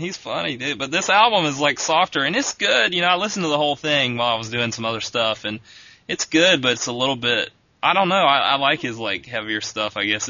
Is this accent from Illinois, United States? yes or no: no; Augusta, Georgia, United States; moved away; The World Disc Golf Championships were held in my hometown.